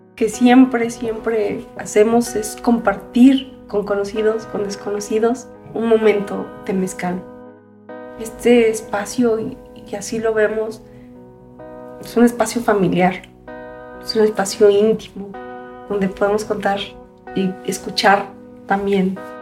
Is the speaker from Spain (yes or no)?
no; Mexico City, Mexico; Nací en la Ciudad de México